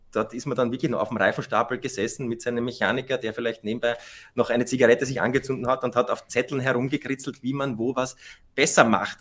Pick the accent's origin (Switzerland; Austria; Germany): Austria; für uns Österreicher